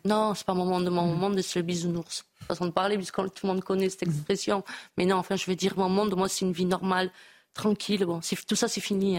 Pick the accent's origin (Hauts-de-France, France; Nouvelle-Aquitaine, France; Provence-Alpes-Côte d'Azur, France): Nouvelle-Aquitaine, France; Bayonne; chez nous à Bayonne